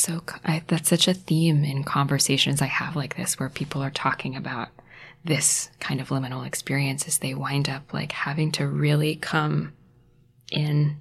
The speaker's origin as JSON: {"language": "English", "country": "United States", "said": "I am an American human being living now"}